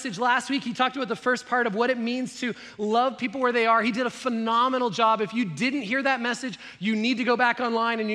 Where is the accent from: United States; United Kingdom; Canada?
Canada; I grew up in Canada